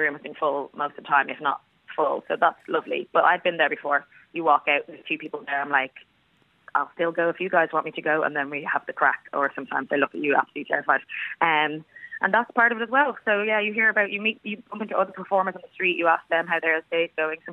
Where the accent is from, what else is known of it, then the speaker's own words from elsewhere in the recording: Howth, Leinster, Ireland; growing up in Howth